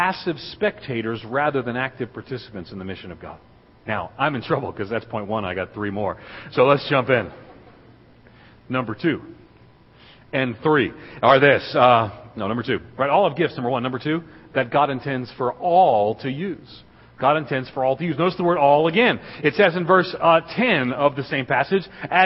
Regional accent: New York, United States; moved away as an adult; now in Middle Tennessee, United States; I was born and reared in New York, just outside of New York City

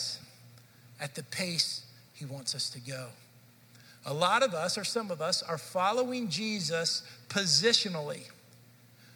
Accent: Dallas, Texas, United States; moved away as an adult; I grew up in Dallas, Fort Worth area

